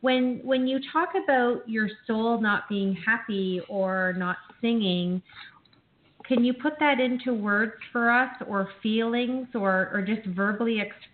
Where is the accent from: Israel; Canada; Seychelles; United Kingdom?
Canada; I grew up in Canada